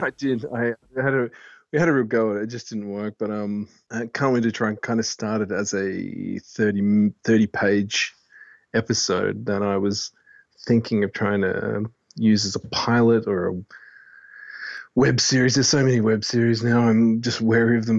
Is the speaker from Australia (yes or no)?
yes; Fremantle, Western Australia, Australia; I'm from Freo